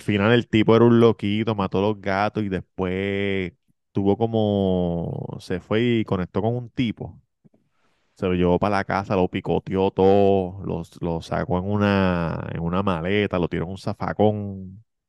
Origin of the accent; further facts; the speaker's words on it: Levittown, Puerto Rico; Levitown, yo soy de Levitown